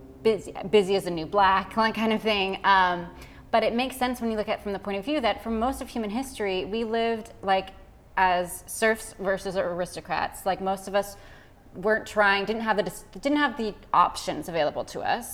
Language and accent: English; Orange County, California, United States; I grew up in Orange County, so it was very Christian